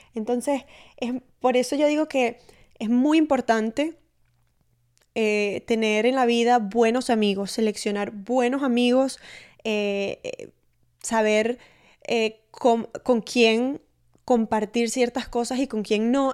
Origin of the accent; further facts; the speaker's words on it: Maracaibo, Zulia, Venezuela; mi novio es uruguayo y yo soy maracucha